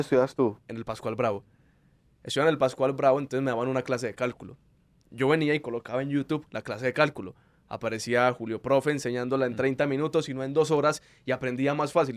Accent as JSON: {"language": "Spanish", "town": "Medellín", "region": "Antioquia", "country": "Colombia", "tie": "born or raised there", "said": "Ahí fue cuando salimos de Manrique"}